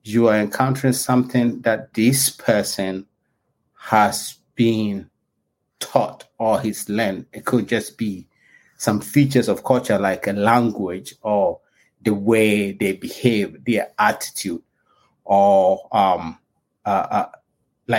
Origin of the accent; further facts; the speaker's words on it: Ghana; also born or lived in England / Canada; now in Virginia, United States; I was born in Ghana before I went to school in England and Canada